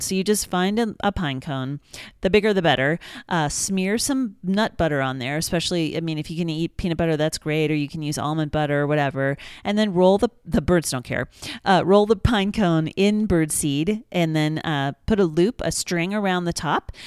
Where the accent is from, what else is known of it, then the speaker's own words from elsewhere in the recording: Kansas, United States; I'm from Kansas